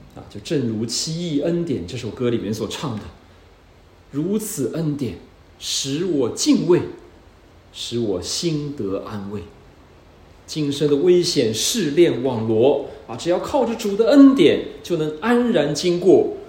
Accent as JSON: {"language": "Chinese", "country": "China", "said": "也不是我们中国人常常以为的那个天堂"}